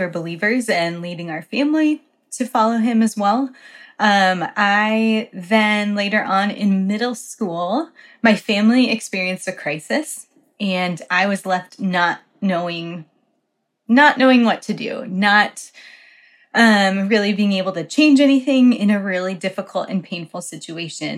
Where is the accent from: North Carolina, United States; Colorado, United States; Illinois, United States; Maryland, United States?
Colorado, United States; moved away as an adult; also born or lived in Poland; my church where I grew up in Colorado supported JV missionaries.